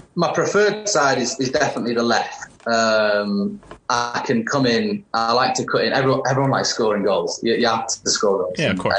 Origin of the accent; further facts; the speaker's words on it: Warrington, North West England, United Kingdom; moved away as an adult; also born or lived in Charlotte, North Carolina; now in New Mexico, United States; my hometown, Warrington